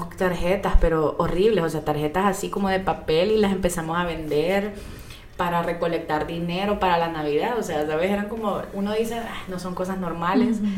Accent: Moscow, Russia; born there; Nosotros nacimos en Moscú con mi hermana, la pusimos la tienda hace tres años y medio.

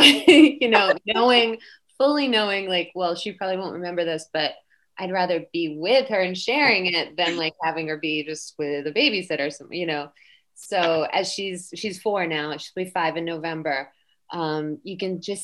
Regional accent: Massachusetts, United States; I grew up in Massachusetts

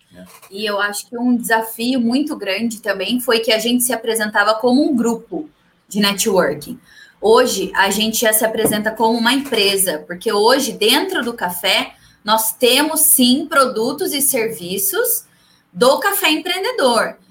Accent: São Carlos, São Paulo, Brazil; eu sou São Carlense, eu vim para Araraquara fazer o curso em Pretec

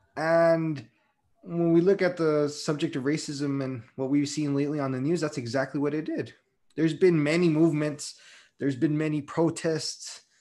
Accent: Las Vegas, Nevada, United States; I grew up in Las Vegas

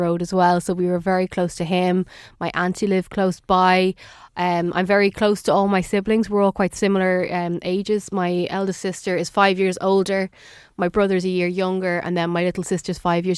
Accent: Dublin, Leinster, Ireland; we all grew up in Carrick Mines in South County Dublin, Dublin 18

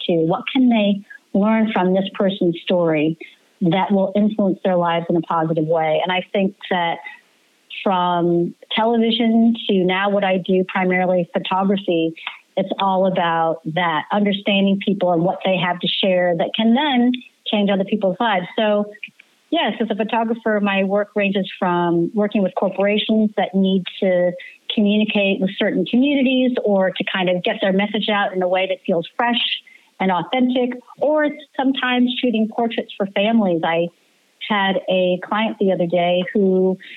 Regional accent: Kansas City, Missouri, United States; also born or lived in Detroit / Washington, D.C. / Boston; now in New York City, United States; I grew up in Kansas City

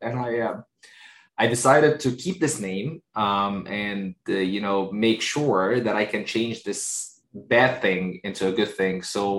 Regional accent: Egypt; born there; also born or lived in United Arab Emirates / Kuwait / United States; A little bit about, just where I was born in Egypt. I spent some time in the UAE, the United Arab Emirates. I spent about 3 or 4 years in Kuwait.

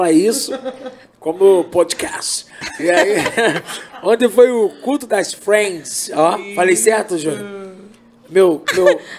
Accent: Brazil; eu, eu, eu, eu, sou brasileiro, então vamos lá.

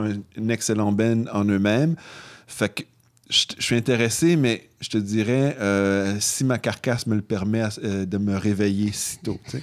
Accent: Canada; on est Canadien

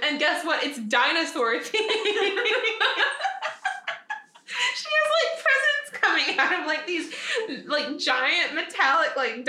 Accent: the South, United States; now in Nashville, United States; growing up in the South

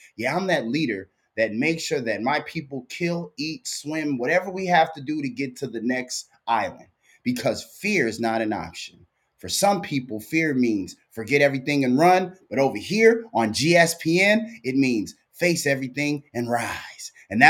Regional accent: Minneapolis, Minnesota, United States; I was born in Hennepin County Hospital, right? I was born right next door to where the new Viking Stadium and where the Metrodome used to be. I was born there.

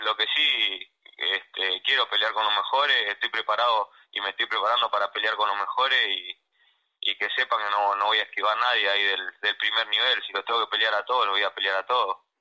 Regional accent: Buenos Aires, Argentina; also born or lived in Villa Dolores, Córdoba; En la Paternal que es donde, donde me crié, donde crecí y bueno, y obviamente donde nací, que es en Villa Dolores

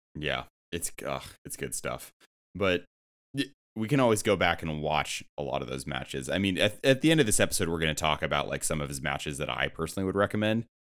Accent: San Diego, California, United States; I'm from San Diego, so like Rey Mysterio hometown hero

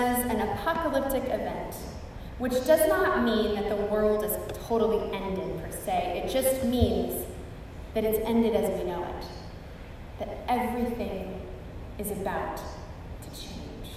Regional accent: Pacific Northwest, United States; now in South Texas, United States; Growing up in the Pacific Northwest, where there are fault lines everywhere, I spent my entire childhood with the potential and reality of earthquakes and volcanic eruptions

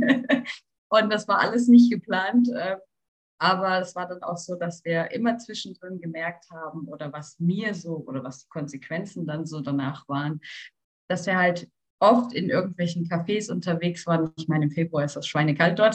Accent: Karlsruhe, Baden-Württemberg, Germany; wir kommen aus Karlsruhe

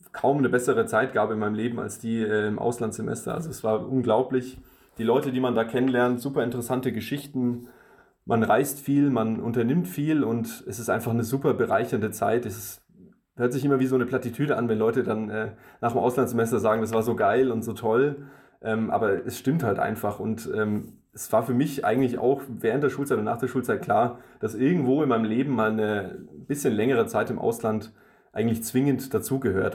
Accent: Germany; also born or lived in Russia; ich bin ja in Russland geboren und dann relativ zeitig schon nach Deutschland ähm, gezogen

